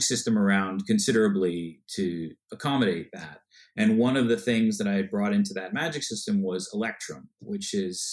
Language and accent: English; Westchester, New York, United States; now in New York City, United States; I was born in Westchester and then moved